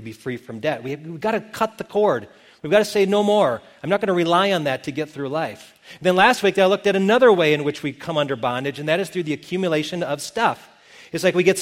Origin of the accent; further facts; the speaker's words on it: Milton, Wisconsin, United States; moved away; my hometown of Milton, Wisconsin